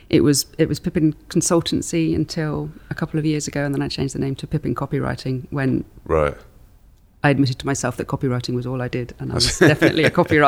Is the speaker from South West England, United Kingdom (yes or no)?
yes; Swindon, South West England, United Kingdom; moved away as an adult; also born or lived in London / Oxford; now in Ledbury, United Kingdom; So I grew up in Swindon, and my mum's parents lived in Ledbury, so we always used to come up to Ledbury.